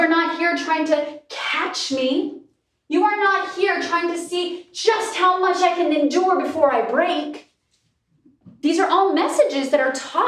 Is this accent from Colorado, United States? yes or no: no; Alaska, United States; I'm from Alaska, on an island in Alaska